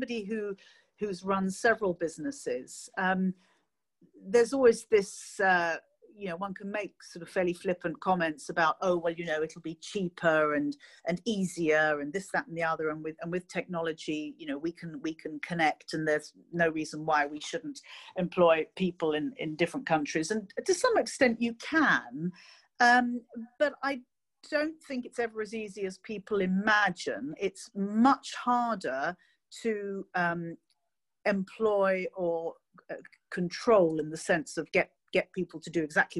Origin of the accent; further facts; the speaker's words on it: London, United Kingdom; as a Londoner born and bred